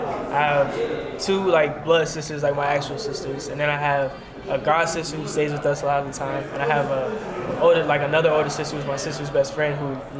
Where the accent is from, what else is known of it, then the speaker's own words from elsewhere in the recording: Pittsburgh, Pennsylvania, United States; now in Louisiana, United States; No, sir. I'm from Pittsburgh.